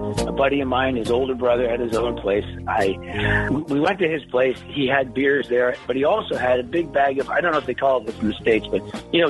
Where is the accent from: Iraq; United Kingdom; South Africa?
United Kingdom; Scotland; My mom was Scottish. Yeah, I'm from Scotland originally.